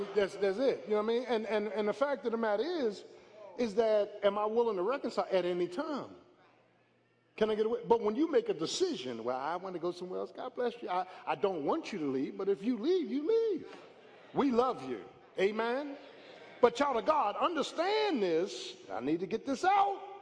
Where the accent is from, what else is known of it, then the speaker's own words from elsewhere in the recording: Philadelphia, Pennsylvania, United States; I grew up in South Philly, man. South Philly